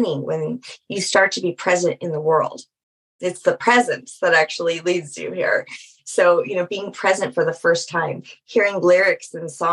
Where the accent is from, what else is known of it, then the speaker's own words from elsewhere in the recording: Louisiana, United States; I'm from Louisiana